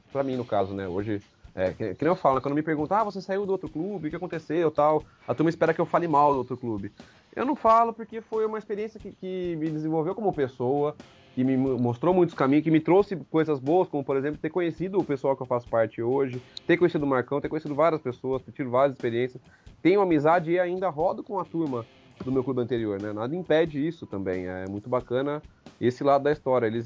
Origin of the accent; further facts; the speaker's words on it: Amparo, São Paulo, Brazil; Quer dizer, eu sou de Amparo, esse casal é de Curitiba, que é o Osmar e a Ângela, e eu fui conhecer eles lá em Brasília.